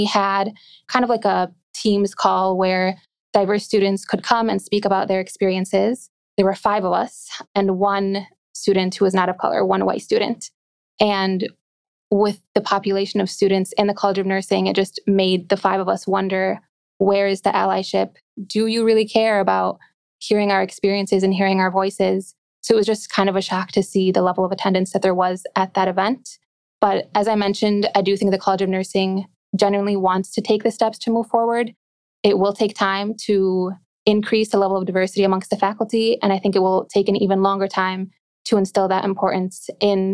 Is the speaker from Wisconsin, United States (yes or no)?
yes; Glendale, Wisconsin, United States; I've always lived in the suburbs of Milwaukee. That's where I was born and raised